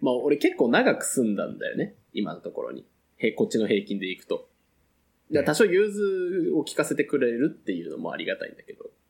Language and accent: Japanese; Fukuoka, Japan; 地元の福岡